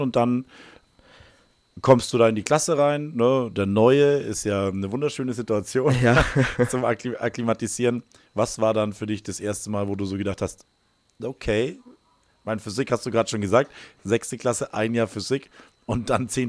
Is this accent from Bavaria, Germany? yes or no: yes; Bavaria, Germany; Ich bin hier in dem Schulsystem groß geworden.